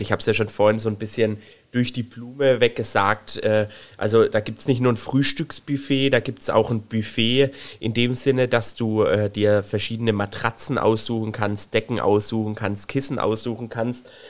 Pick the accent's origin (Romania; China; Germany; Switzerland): Germany; Swabia; ich bin ja Schwabe